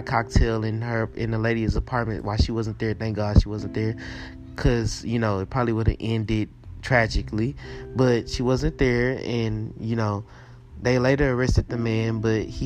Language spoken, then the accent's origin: English; Houston, Texas, United States; I was born and raised in Houston, Texas